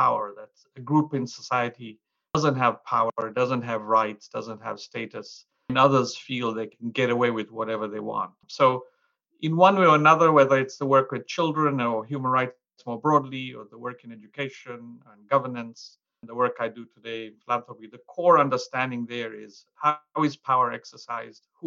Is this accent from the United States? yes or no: no; Mwanza, Tanzania; So I grew up as a kid helping my parents in a little hole-in-the-wall store or shop in the central market in Mwanza, Tanzania